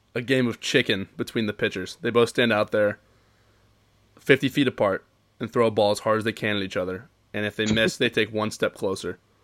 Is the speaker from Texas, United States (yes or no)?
no; Cincinnati, Ohio, United States; We're both from Cincinnati. We're both from Cincinnati